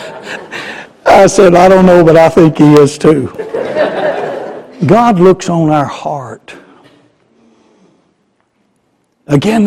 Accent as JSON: {"language": "English", "town": "Garland", "region": "Texas", "country": "United States", "tie": "born or raised there", "said": "Garland's my hometown."}